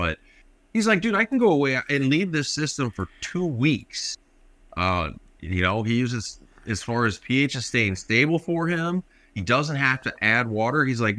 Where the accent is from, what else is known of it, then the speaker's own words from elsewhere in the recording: Canada; We're Canadian.